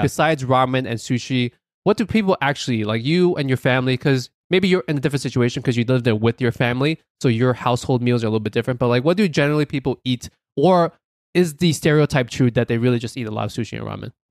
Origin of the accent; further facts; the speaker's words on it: New York City, New York, United States; we're from New York City